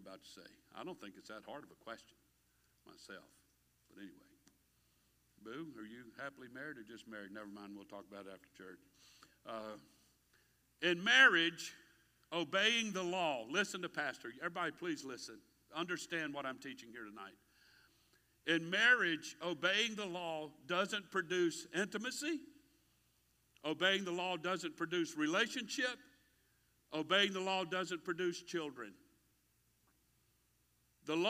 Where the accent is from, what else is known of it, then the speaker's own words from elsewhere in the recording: United States; I'm an American.